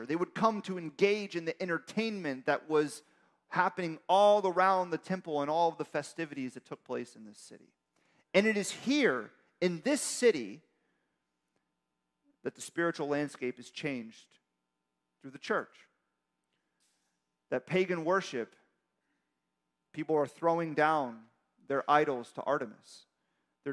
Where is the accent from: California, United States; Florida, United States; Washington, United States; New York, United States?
Florida, United States; Miami; I'm from Miami